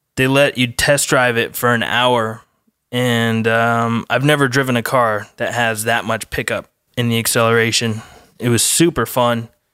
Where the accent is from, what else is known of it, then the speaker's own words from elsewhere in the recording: Colorado, United States; I'm from Colorado, so we don't have any surfing out there